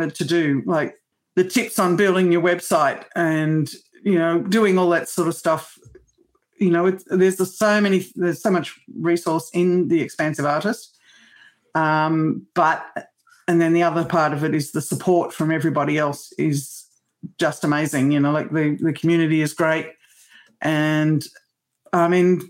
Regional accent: Australia; also born or lived in rural New South Wales; I'm Australian

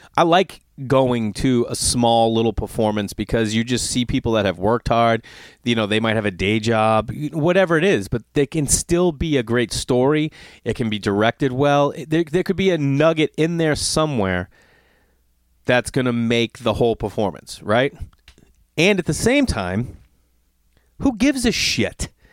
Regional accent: Stoneham, Massachusetts, United States; moved away; every time I'm home in my hometown, Stoneham

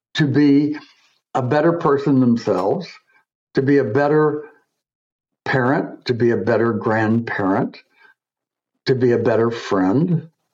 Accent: Coral Gables, Florida, United States; moved away as an adult; also born or lived in Michigan / Buenos Aires, Argentina; now in New York, United States; I was born and raised in Coral Gables, Florida.

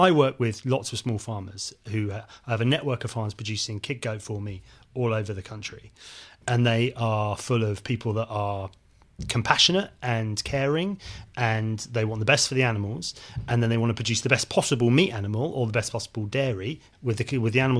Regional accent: South West England, United Kingdom; when I was a kid growing up in Devon, we had a livestock market in the local town.

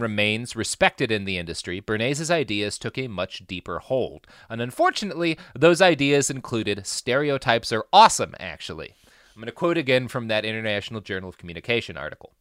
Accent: Plano, Texas, United States; I grew up in Plano, Texas

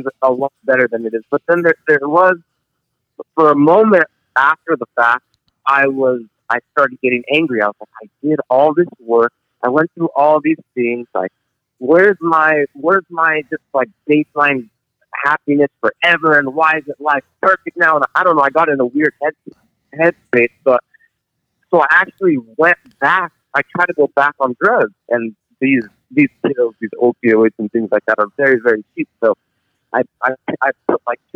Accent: San Jose, California, United States; I'm from San Jose, California

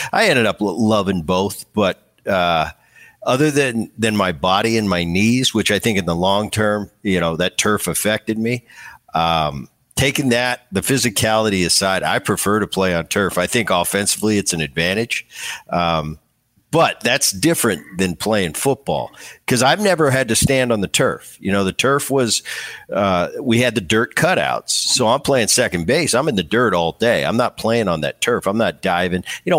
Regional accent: New Jersey, United States; when I was a kid, I grew up in Jersey

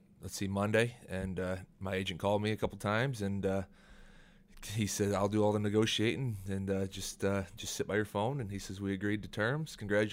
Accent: Iowa, United States; moved away as an adult; taking a small kid out of Iowa to go to big D.C.

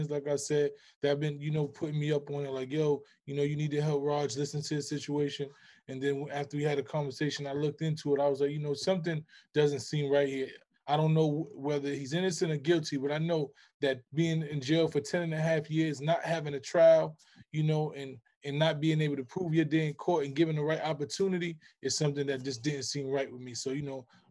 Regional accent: New York City, New York, United States; We come from the Bronx

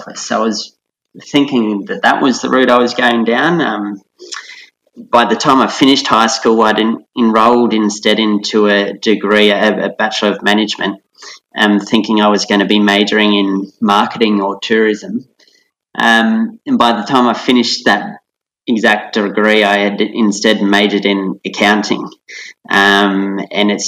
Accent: Central Coast, New South Wales, Australia; I was a teenager of the 90s, and growing up on the Central Coast too.

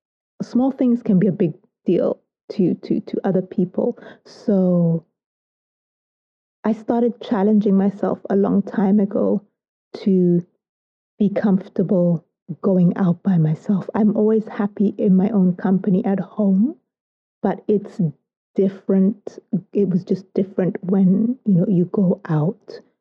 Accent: United Kingdom; I love to tell people that I'm British with Soto DNA

